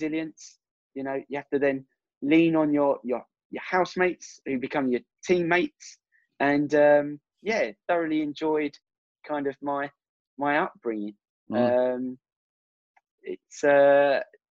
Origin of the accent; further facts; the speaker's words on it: England, United Kingdom; me being English